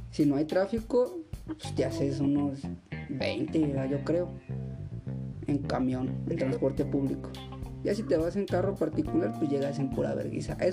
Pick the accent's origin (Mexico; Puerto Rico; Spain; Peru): Mexico; Acapulco, Guerrero; now in Morelia, Mexico; soy de Acapulco.